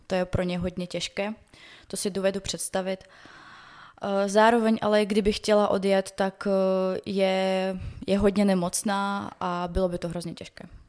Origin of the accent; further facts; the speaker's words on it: Donetsk, Donetsk Oblast, Ukraine; Czech is a second language; now in Czech Republic; jsem z Doněcku